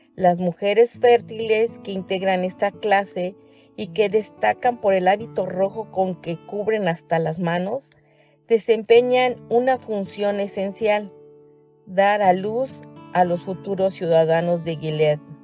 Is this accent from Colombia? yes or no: no; Mexico; now in Chicago, United States; soy mexicana y vivo en la ciudad de Chicago